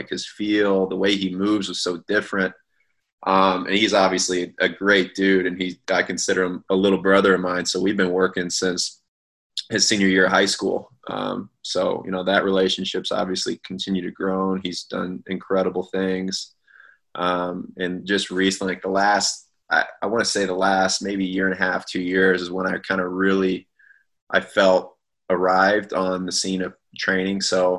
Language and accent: English; St. Louis, Missouri, United States; I grew up in St. Louis. So I've spent my entire life there.